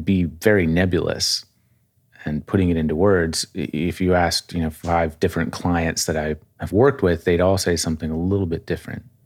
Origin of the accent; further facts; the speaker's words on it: outside of Springfield, Massachusetts, United States; I was born in Massachusetts outside of Springfield